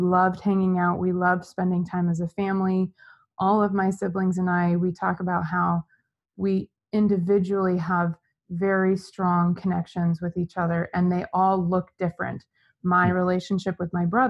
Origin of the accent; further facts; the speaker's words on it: Gilbert, Arizona, United States; also born or lived in Los Angeles; I was born and raised in Gilbert, Arizona. I've spent my entire life here